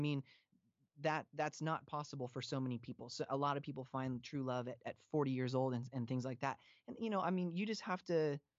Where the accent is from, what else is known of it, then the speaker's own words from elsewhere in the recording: Pacific Northwest, United States; So Facedown was a really big deal to me growing up in the Northwest.